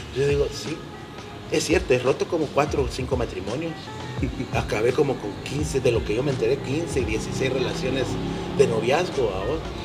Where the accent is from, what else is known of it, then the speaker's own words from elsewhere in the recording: Guatemala; somos los chapines, hablo de la idiosincrasia del guatemalteco y de esa forma tan buena gente que somos